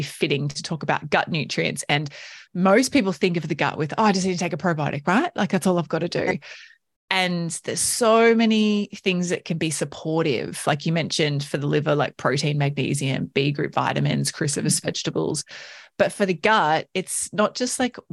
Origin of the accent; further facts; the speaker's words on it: Australia; we're like Aussie, like growing up Aussie adults